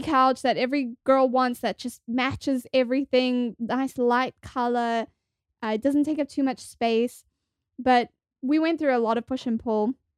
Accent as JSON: {"language": "English", "country": "South Africa", "also_born_or_lived": "New York", "moved": "as an adult", "lives_now": "Los Angeles, United States", "said": "I'm originally from South Africa, and I moved to the States about eight years ago"}